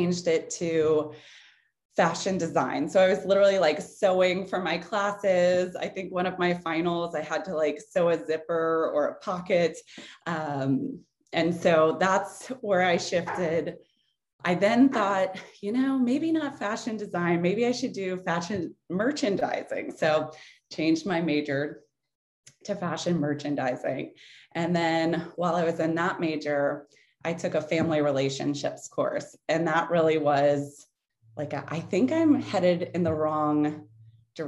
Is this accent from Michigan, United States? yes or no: no; New Orleans, Louisiana, United States; moved away as an adult; also born or lived in Tallahassee, Florida; Hurricane Katrina hit New Orleans. And that was my hometown